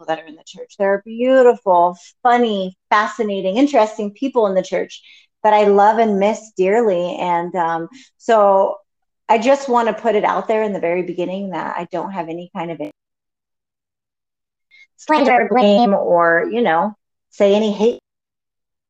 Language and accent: English; Colorado, United States; So we're from Colorado. So we live in Colorado, born and raised, suburban Colorado